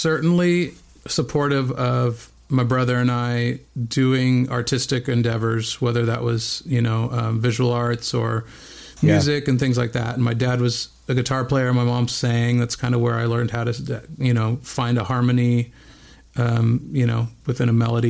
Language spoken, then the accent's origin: English; Bend, Oregon, United States; moved away; also born or lived in Whittier, California; I was born in Southern California, in Whittier, California, but only lived there for about a year before we moved to Bend, Oregon.